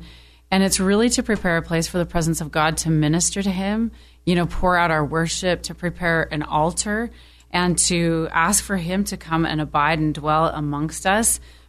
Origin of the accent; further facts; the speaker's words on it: United States; also born or lived in United Kingdom; now in California, United States; Well, I don't have an accent because I'm American. I lived in the UK for 8 years.